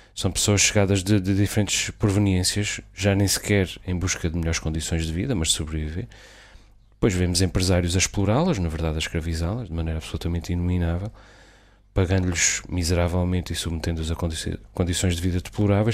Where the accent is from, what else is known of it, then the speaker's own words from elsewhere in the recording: Azores, Portugal; dos Açores, da minha terra, onde, de onde falo